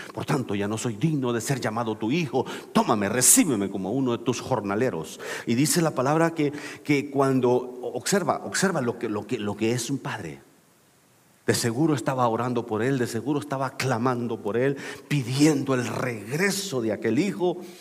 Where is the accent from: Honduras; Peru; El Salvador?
El Salvador; also born or lived in Mexico City, Mexico; now in United States; soy salvadoreño